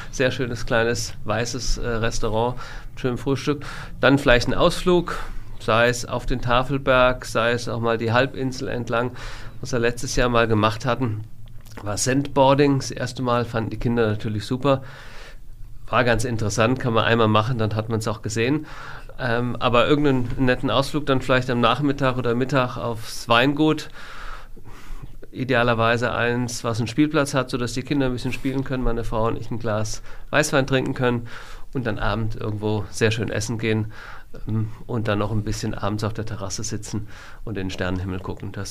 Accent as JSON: {"language": "German", "town": "Frankfurt", "region": "Hesse", "country": "Germany", "tie": "born there", "also_born_or_lived": "Koblenz", "lives_now": "Wiesbaden, Germany", "said": "Eintracht Frankfurt, ich bin in Frankfurt geboren, war schon immer ähm, Eintracht-Fan, war, da ich lange in Koblenz gewohnt habe, dann Rheinland-Pfalz, war Kaiserslautern, die spielen jetzt oben nicht mehr so mit. Jetzt bin ich nach Wiesbaden gezogen"}